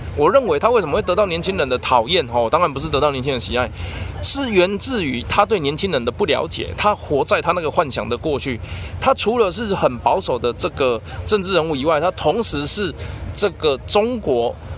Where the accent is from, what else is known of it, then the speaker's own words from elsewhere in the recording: Kaohsiung, Taiwan; 我们高雄人